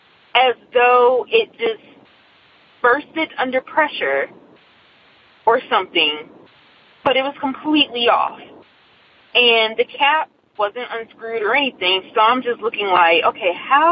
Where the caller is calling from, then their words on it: Nashville, Tennessee, United States; also born or lived in Gallatin, Tennessee; By the way … I'm calling from Nashville, Tennessee. But my story originates in our apartment here, actually it's in Gallatin